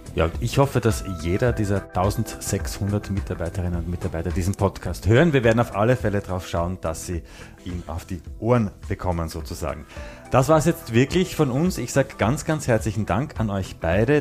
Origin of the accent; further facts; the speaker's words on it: Austria; bei uns in Österreich